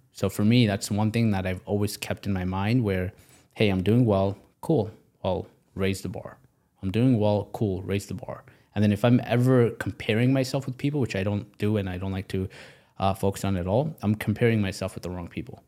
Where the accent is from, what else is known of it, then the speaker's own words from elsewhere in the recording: Pakistan; now in United States; I come from, I was born in Pakistan. So because I was born in Pakistan, I'm now in America.